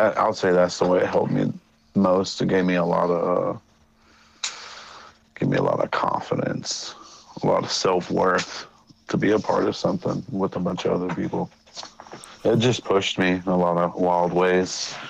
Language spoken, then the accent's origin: English; Missouri, United States; also born or lived in Germany / Colorado; now in Los Angeles, United States; I was born in Germany, raised in Missouri, and raised in Colorado.